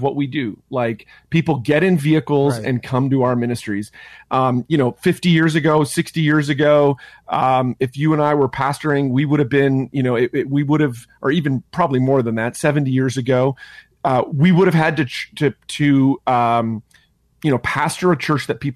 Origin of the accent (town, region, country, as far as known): Ontario, Canada; born or raised there